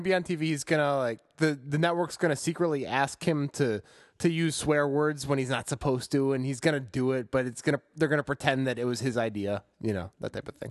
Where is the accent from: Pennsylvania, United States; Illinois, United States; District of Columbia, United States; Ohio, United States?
Illinois, United States; Chicago; growing up in Chicago